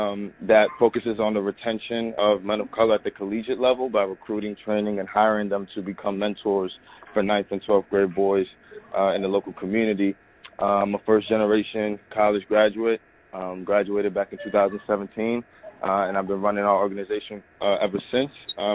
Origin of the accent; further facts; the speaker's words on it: New York City, New York, United States; I'm from Harlem, New York. 24 years old.